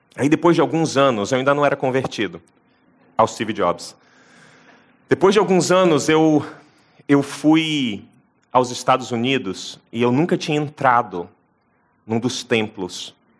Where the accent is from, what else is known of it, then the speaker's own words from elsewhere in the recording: Brazil; da nossa cultura como brasileiros